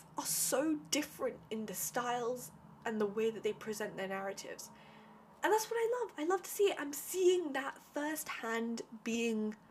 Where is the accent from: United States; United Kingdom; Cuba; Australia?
United Kingdom; growing up as an Indian, like a British Indian